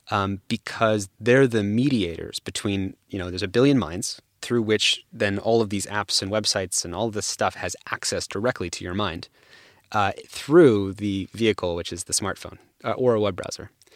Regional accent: San Francisco, California, United States; I grew up actually in the Bay Area and San Francisco

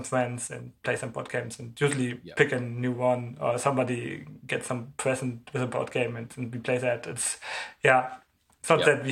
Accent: Germany; I'm from Germany

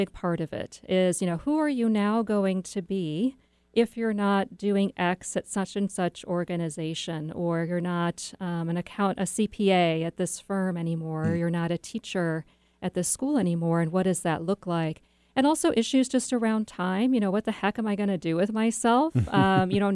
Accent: Chesterton, Indiana, United States; moved away; I grew up in Chesterton, Indiana.

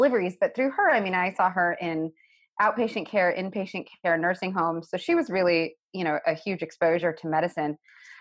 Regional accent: a small town in Tennessee, United States; being an Indian girl growing up in a small town in Tennessee in the 1980s

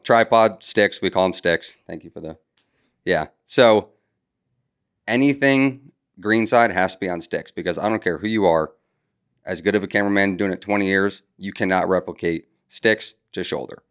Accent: Connecticut, United States; moved away as an adult; now in Charleston, United States; I'm from Connecticut.

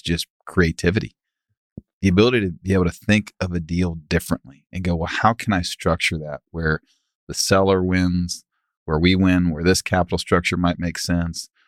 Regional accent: Dallas, Texas, United States; We grew up in Preston Hollow

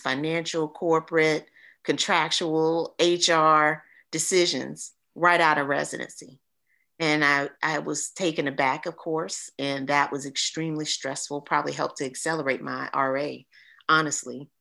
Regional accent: East Point, Georgia, United States; I'm from East Point, Georgia

